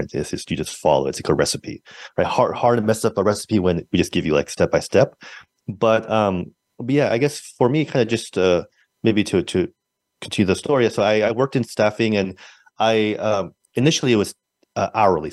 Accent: San Francisco, California, United States; I'm from San Francisco, born and raised

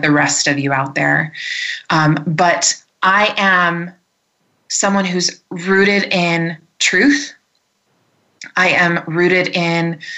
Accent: Michigan, United States; also born or lived in Ohio; now in Colorado, United States; I'm from Michigan originally, but I live here in the mountains, the Rocky Mountains of Colorado

